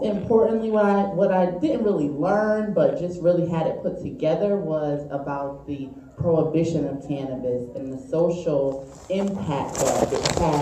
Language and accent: English; New Haven, Connecticut, United States; I'm from New Haven, Connecticut. So I'm your neighbor, you Massachusetts folks.